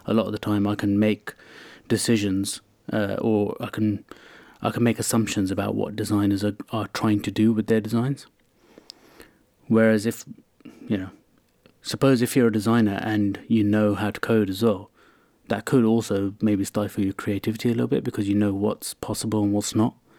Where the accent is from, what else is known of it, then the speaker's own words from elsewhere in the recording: London, United Kingdom; I grew up around West London in, uh, Hounslow